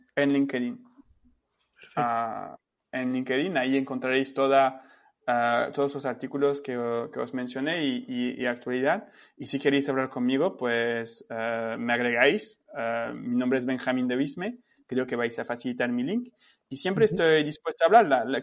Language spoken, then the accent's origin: Spanish; France; yo tengo como francés y, europeo